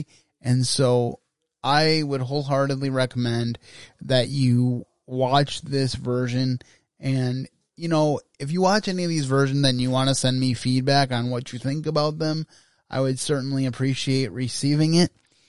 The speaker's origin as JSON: {"language": "English", "town": "Grand Rapids", "region": "Michigan", "country": "United States", "tie": "born or raised there", "said": "I grew up in Grand Rapids, Michigan, and so I have a lot of love for that area."}